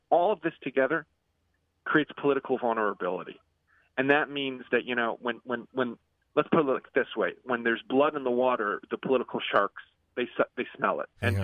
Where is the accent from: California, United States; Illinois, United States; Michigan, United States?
Illinois, United States; Chicago; now in Israel; I grew up in Chicago before moving to Israel